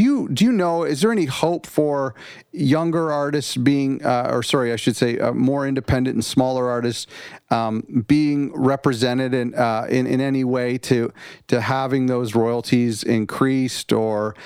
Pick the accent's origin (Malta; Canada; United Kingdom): Canada; I'm from Canada